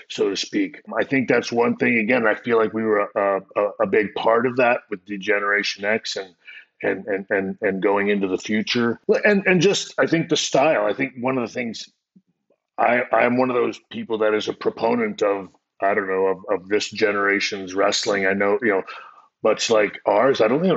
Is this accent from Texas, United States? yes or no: yes; San Antonio, Texas, United States; I'm a kid from San Antonio